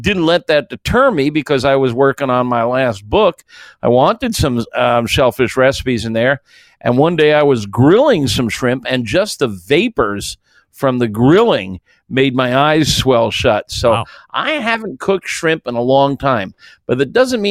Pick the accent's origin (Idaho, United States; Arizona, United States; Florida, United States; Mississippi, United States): Florida, United States; I was raised in Florida